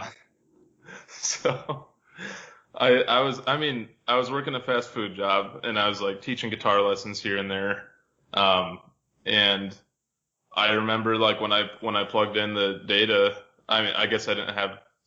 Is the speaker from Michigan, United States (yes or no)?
yes; Michigan, United States; I grew up in Michigan